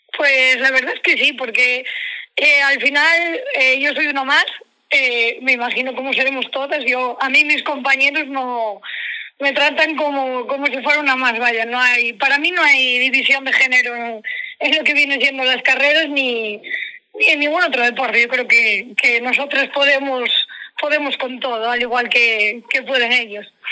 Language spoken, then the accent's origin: Spanish; Asturias, Spain; now in Ferrol, Spain; allí en mi tierra, que yo soy asturiana. yo vivo en Ferrol, pero soy asturiana de, de un pueblo que, bueno, Gineo